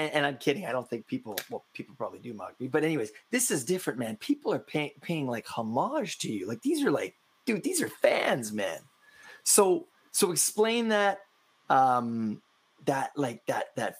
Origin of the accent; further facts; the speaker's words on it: Canada; I'm from Canada.